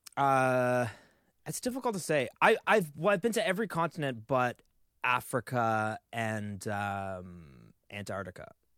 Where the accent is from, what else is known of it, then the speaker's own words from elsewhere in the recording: Canada; As a Canadian